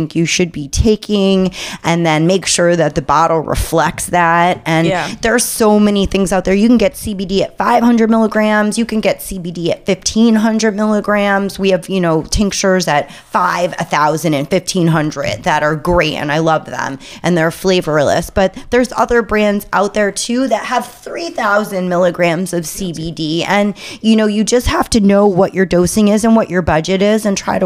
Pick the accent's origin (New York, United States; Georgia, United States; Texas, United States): New York, United States; New York City; my hometown of New York City